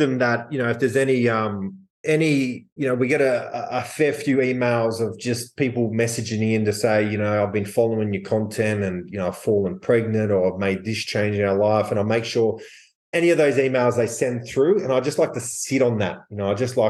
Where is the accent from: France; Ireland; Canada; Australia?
Australia; I'm from Australia